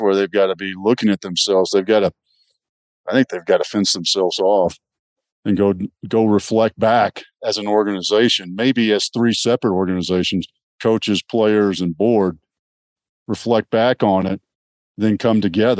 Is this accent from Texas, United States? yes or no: yes; Texas, United States; I grew up in Texas